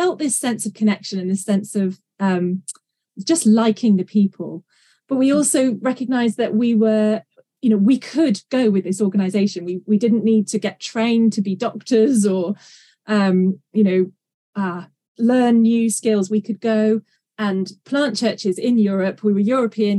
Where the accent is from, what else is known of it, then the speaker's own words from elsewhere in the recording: England, United Kingdom; also born or lived in Maryland; I'm from England in the UK, and I currently live in North Yorkshire in the beautiful Dales.